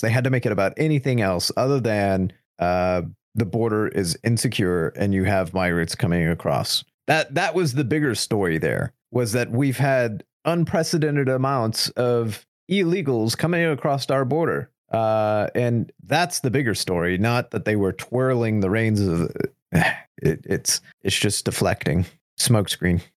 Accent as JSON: {"language": "English", "country": "United States", "said": "just the average American"}